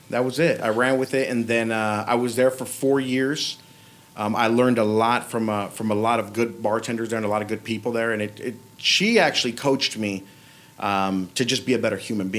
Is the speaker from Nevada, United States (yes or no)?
yes; North Las Vegas, Nevada, United States; also born or lived in Mexico; I grew up in North Las Vegas, Civic Center and Owens in the Third World Projects, right?